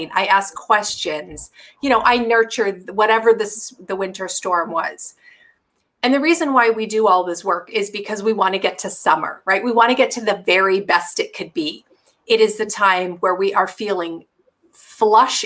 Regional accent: Canada; now in Seattle, United States; So we're Canadian

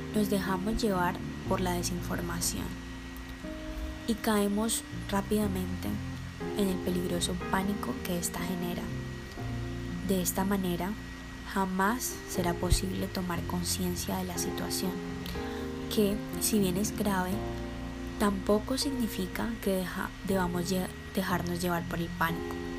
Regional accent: Colombia; nuestro papel como ciudadanos colombianos

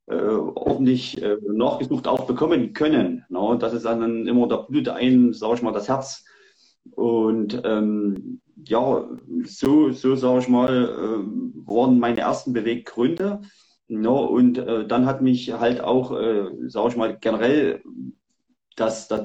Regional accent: Saxony, Germany; ich komme aus Sachsen, no, genau, bin 40 Jahre alt

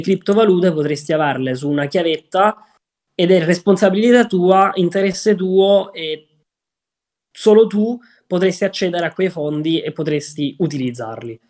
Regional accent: Southern Italy, Italy; moved away as an adult; io essendo un terrone doc non ero abituato al freddo del nord

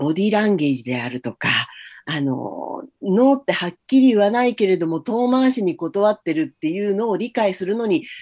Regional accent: United States; Japanese is a second language; now in Japan; これはアメリカではちょっと考えられないことで、特にまあ自分があの、自分の出身地なんかだと、結構、あの、治安が悪かったりするので

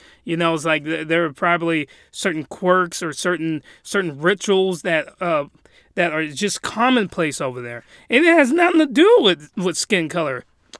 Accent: Japan; But let's just say I was raised in Japan.

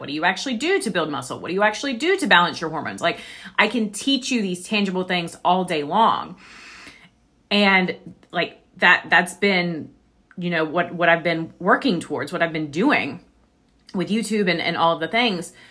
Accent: the Bible Belt, United States; I was raised in the Bible Belt

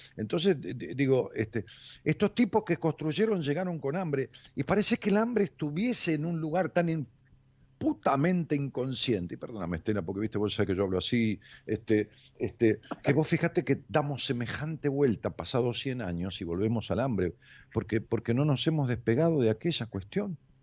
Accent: Ramos Mejía, Buenos Aires Province, Argentina; de, allá de mi pueblo, de Ramos Mejía

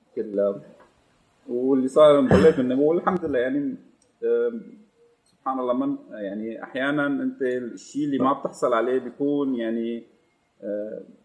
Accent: Damascus, Damascus Governorate, Syria; moved away as an adult; انا آه، من مواليد دمشق من الشام 98 آه، او 89 جيت لهم بال 2015

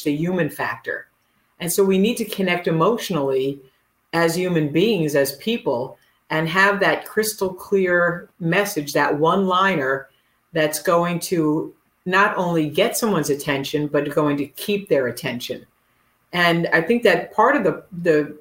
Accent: New Jersey, United States; also born or lived in Brooklyn, New York; I was born in Brooklyn and, you know, I grew up in New Jersey

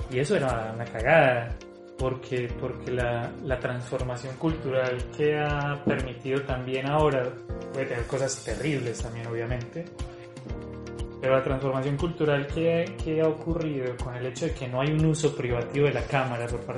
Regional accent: Colombia; now in Brazil; Yo salí de Colombia hace 13 años y he habitado eh, Brasil un montón durante los últimos 10 años

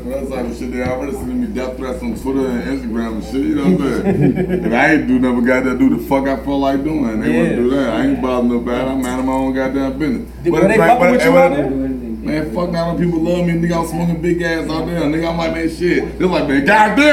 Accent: Richmond, Virginia, United States; I'm from Richmond

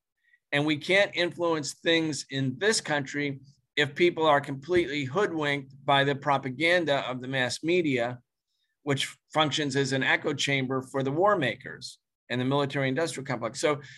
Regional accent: United States; I'm an American

